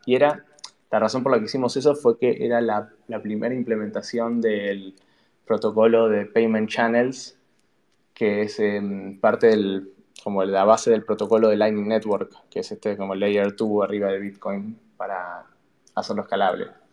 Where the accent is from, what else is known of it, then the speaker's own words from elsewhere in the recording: Buenos Aires, Argentina; moved away as an adult; also born or lived in San Francisco; yo nací en Buenos Aires, en Capital, eh, hice primaria, secundaria, ahí